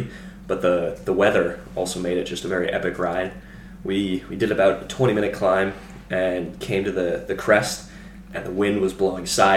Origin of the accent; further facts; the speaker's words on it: Pennsylvania, United States; I am a second-year junior from Pennsylvania